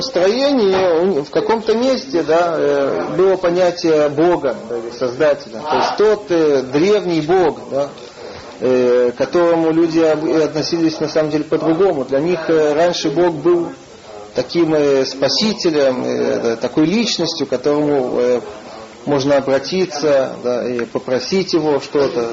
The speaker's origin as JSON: {"language": "Russian", "country": "Russia", "moved": "yes", "said": "мы из России"}